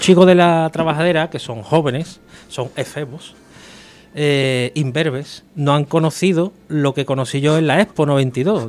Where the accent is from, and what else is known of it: Seville, Andalusia, Spain